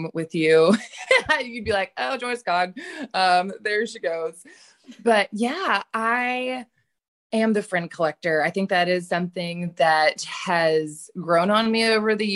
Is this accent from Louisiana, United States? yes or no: no; Charlotte, North Carolina, United States; moved away; I'm originally from Charlotte, North Carolina